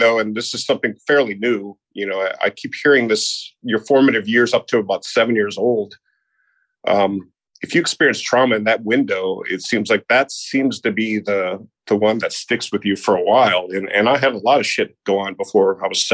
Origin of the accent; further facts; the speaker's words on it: Naperville, Illinois, United States; also born or lived in Hinsdale, Illinois; now in Charleston, United States; I was born in Hinsdale, Illinois, but I grew up in Naperville